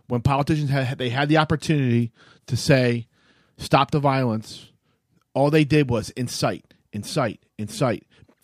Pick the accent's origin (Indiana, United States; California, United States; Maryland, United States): Maryland, United States; Baltimore; I'm from Baltimore.